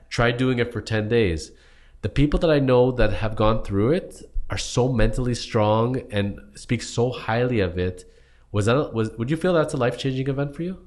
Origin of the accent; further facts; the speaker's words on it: Toronto, Ontario, Canada; we're from Toronto, Ontario, Canada area